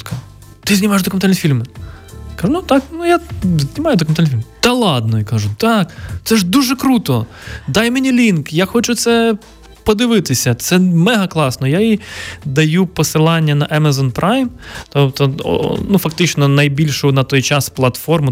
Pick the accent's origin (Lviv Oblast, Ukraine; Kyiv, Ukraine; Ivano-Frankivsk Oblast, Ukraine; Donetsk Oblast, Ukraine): Ivano-Frankivsk Oblast, Ukraine; мого рідного міста на Івано-Франківщині